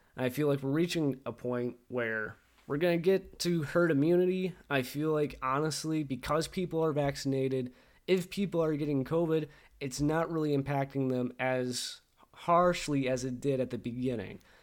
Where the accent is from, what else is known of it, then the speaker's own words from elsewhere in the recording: Michigan, United States; As Michiganders, as American people